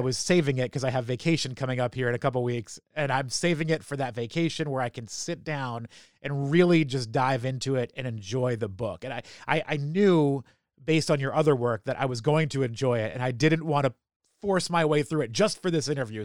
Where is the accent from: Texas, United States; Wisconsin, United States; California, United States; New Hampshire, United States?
New Hampshire, United States; moved away as an adult; now in Baltimore, United States; I grew up in New Hampshire